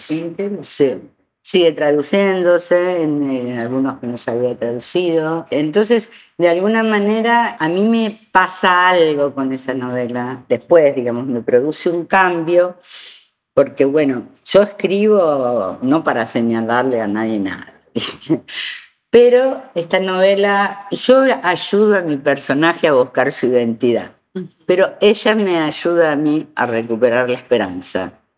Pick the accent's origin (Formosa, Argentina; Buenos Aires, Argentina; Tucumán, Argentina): Buenos Aires, Argentina; moved away as an adult; also born or lived in Spain; soy argentina